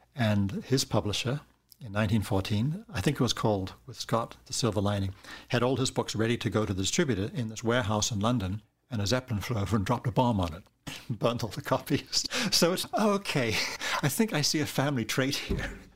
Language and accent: English; New Zealand; moved away; I grew up in New Zealand